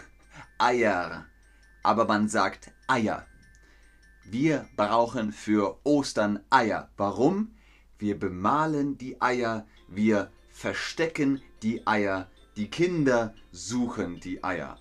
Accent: Bavaria, Germany; in Bayern, wo ich herkomme

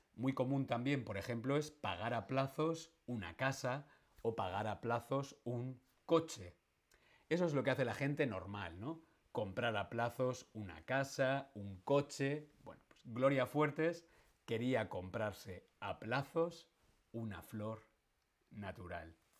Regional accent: Madrid, Community of Madrid, Spain; a los que somos de Madrid se nos llama castizos

